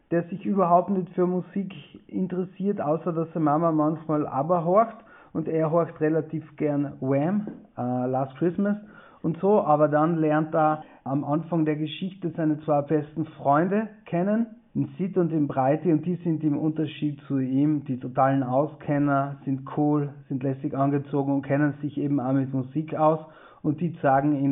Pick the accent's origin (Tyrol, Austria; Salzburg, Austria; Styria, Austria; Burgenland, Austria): Tyrol, Austria; ja, es stimmt, ich bin aus Osttirol, ja, ich mag Osttirol äh, auch total gerne